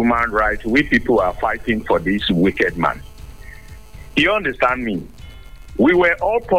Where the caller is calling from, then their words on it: Nigeria; I'm calling from Olomori.